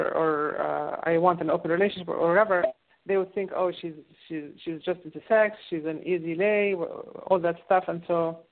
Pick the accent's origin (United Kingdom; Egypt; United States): Egypt; moved away; I grew up in Egypt